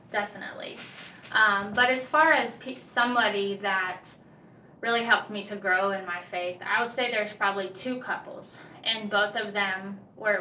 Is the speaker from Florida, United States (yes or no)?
yes; Okeechobee, Florida, United States; moved away as an adult; now in North Carolina, United States; I was a born and raised there in a small little country town called Okeechobee